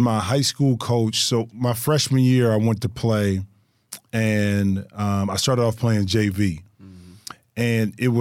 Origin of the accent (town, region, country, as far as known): Ohio, United States; born or raised there; now in Los Angeles, United States